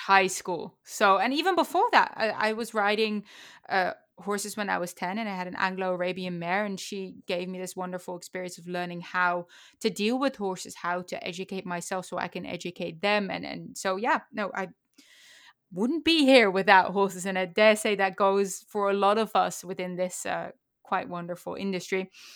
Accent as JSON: {"language": "English", "region": "Utrecht", "country": "Netherlands", "tie": "born or raised there", "moved": "yes", "lives_now": "United States", "said": "I was born in Utrecht"}